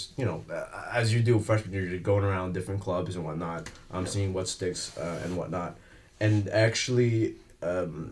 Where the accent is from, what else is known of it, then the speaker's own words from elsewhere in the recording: Parsippany, New Jersey, United States; now in Boston, United States; I'm from Parsippany, New Jersey